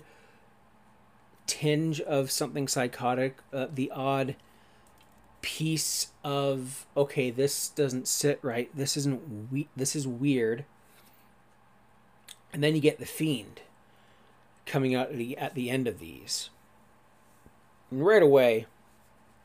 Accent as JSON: {"language": "English", "town": "Sauble Beach", "region": "Ontario", "country": "Canada", "said": "I don't say Sauble Beach. I'll just say Toronto, because more people know about Toronto"}